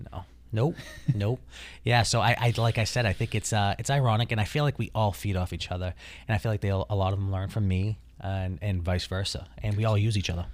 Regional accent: Taunton, Massachusetts, United States; I grew up in Taunton, Massachusetts

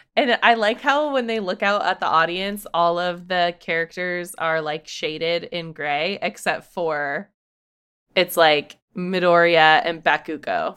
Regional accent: United States; being American

